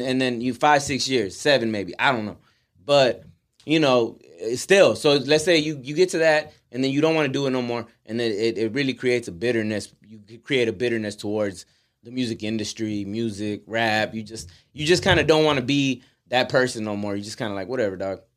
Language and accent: English; Houston, Texas, United States; we're from Houston